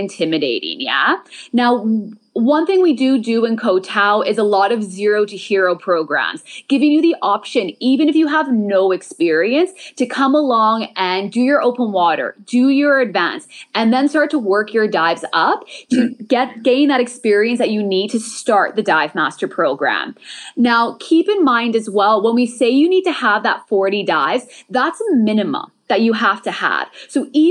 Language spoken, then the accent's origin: English; Montreal, Quebec, Canada; moved away as an adult; now in Thailand; I'm from Montreal, Canada. I've now been living out in Thailand for about 7 years.